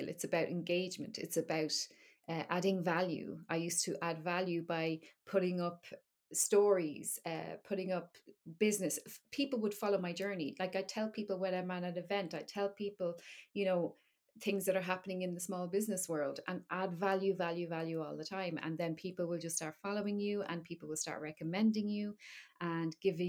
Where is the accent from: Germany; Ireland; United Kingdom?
Ireland; Dublin, Leinster; now in Wexford, Ireland; I am from Dublin, yeah. But I live in Wexford now in the southeast